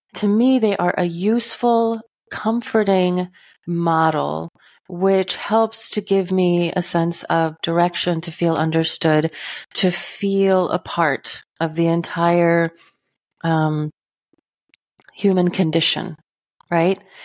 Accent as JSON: {"language": "English", "region": "Texas", "country": "United States", "tie": "born or raised there", "moved": "yes", "lives_now": "northern Midwest, United States", "said": "I grew up in Texas. I now live in the northern Midwest"}